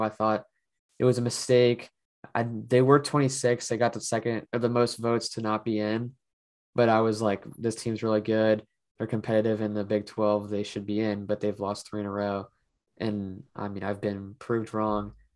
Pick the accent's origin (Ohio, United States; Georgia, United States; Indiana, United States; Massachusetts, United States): Ohio, United States; Cincinnati; my hometown